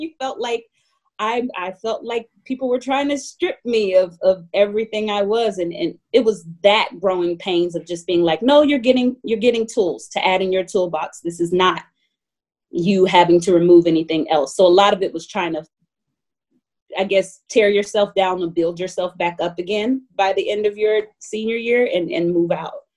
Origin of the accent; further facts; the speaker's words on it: Atlanta, Georgia, United States; I grew up in Atlanta, Georgia